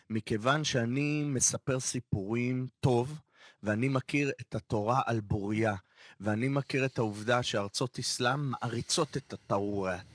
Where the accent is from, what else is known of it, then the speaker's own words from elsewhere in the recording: Israel; נקודת הפנים שלי, ישראל. אה, וואלה, מהמקום הקלישאה הכי פשוטה. פה נולדתי, פה גודלים ילדיי